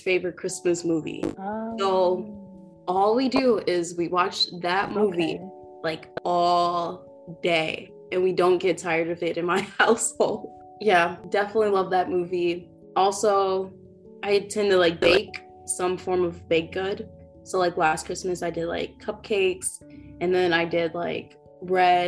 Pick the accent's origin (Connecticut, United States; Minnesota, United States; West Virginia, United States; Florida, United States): Minnesota, United States; Minneapolis; also born or lived in North Dakota; I am originally from Minneapolis. So that's where I live